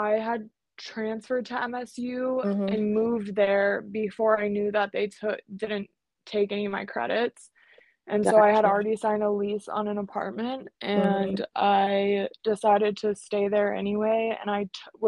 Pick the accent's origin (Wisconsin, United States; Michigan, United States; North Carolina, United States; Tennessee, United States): Michigan, United States; Dexter; moved away as an adult; also born or lived in Alabama; Technically, it's Dexter, Michigan. It's a small town outside of Ann Arbor, Michigan